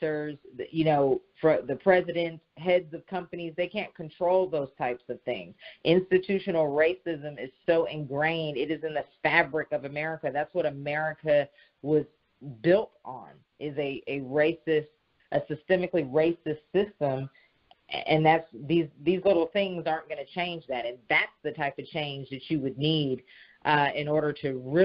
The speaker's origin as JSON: {"language": "English", "area": "the Bay Area", "region": "California", "country": "United States", "moved": "yes", "lives_now": "Atlanta, United States", "said": "I am originally from California, the Bay Area"}